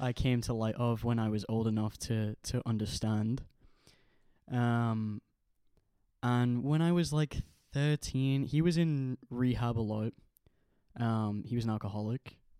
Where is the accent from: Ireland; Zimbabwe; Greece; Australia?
Ireland; also born or lived in Manchester, England; now in Liverpool, United Kingdom; I was born in Ireland, grew up in Ireland, and when my parents split, my mom got custody of me and I came to England with her.